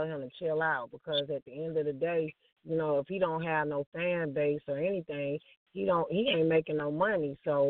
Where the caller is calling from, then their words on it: Lithonia, Georgia, United States; Lithonia, Georgia.